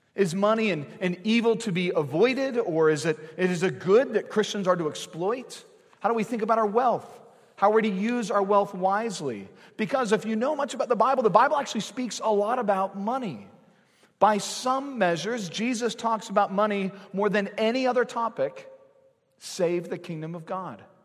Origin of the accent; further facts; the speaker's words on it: United States; We've grown up in this country